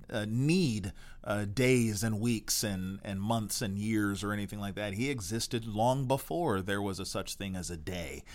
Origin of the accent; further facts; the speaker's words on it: United States; we're American